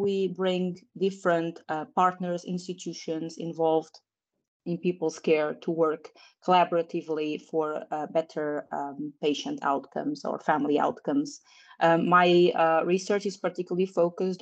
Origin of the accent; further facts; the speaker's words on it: Portugal; moved away as an adult; also born or lived in United Kingdom; I moved back to my home country, which is Portugal